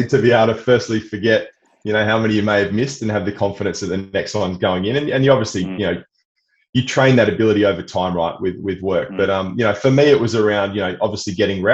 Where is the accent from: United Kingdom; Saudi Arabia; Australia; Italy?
Australia; Perth, Western Australia; I grew up in Perth, you know, Western Australia, on the beaches, was an outdoor kid